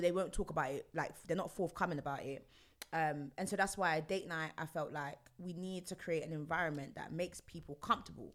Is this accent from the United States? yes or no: no; London, United Kingdom; I'm from Stonebridge, Northwest London.